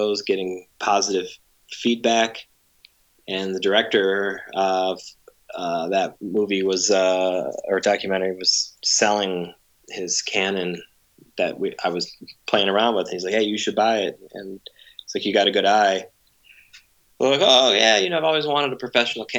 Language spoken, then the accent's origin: English; Cleveland, Ohio, United States; I'm from Cleveland